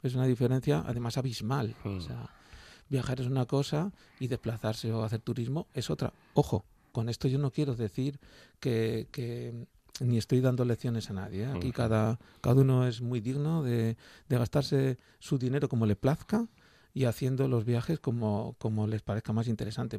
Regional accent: Tierra de Pinares, Segovia, Castile and León, Spain; yo soy de tierra de pinares, en mi pueblo hay unos pinares tremendo en Segovia

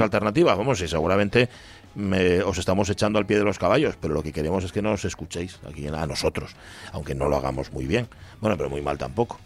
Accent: Gijón, Asturias, Spain; los que somos de Gijón

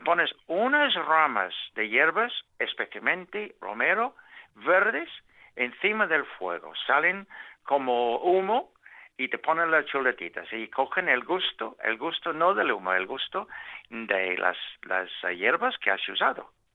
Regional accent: Hong Kong; moved away; nací en Hong Kong eh, hace cuarenta y tantos años

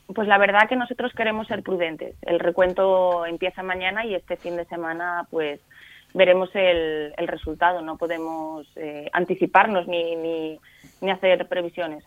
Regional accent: Cangas del Narcea, Asturias, Spain; yo soy de Cangas, del Narcea

